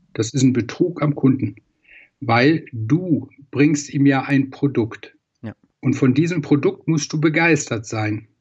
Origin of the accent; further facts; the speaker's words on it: Troisdorf, North Rhine-Westphalia, Germany; Ich komme aus Troisdorf, das ist im Rheinland, genau zwischen Bonn und Köln